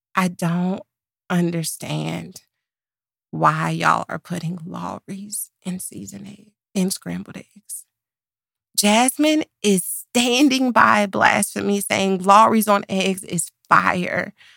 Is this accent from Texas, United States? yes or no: yes; Dallas, Texas, United States; I'm from Dallas